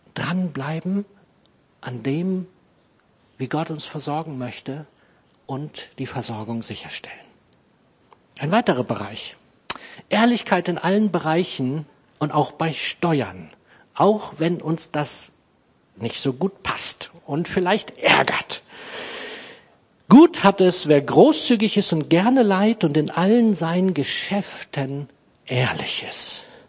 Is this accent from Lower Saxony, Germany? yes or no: yes; Clausthal-Zellerfeld, Lower Saxony, Germany; born or raised there